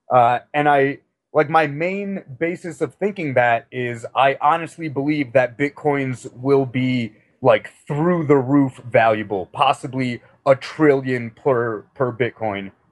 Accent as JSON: {"language": "English", "town": "Chicago", "region": "Illinois", "country": "United States", "also_born_or_lived": "Missouri / Texas / Europe", "lives_now": "Denver, United States", "said": "Uh, I'm originally from Chicago, but I've moved around quite a bit. I lived in Missouri and Texas and Europe for a while."}